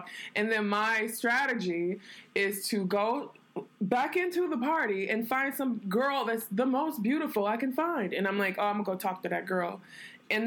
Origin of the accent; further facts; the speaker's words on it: New York, United States; also born or lived in Detroit; now in Los Angeles, United States; I'm from New York, and I'm an artist.